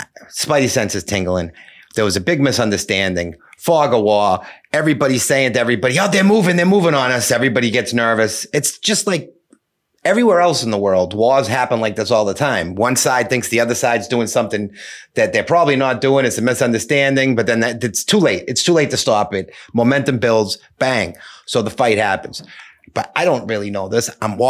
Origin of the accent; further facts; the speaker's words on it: Cambridge, Massachusetts, United States; Right. And, you know, like I grew up in Cambridge, right? So like, not like a really, really like, you know, racially motivated town.